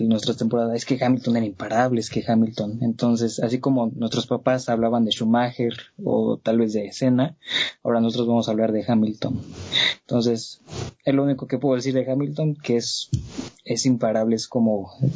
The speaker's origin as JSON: {"language": "Spanish", "country": "Mexico", "said": "como mexicano"}